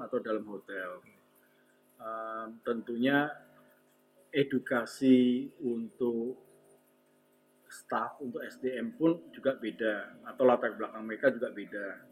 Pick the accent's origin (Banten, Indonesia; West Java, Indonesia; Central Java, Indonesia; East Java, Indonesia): Central Java, Indonesia; Semarang; saya orang Semarang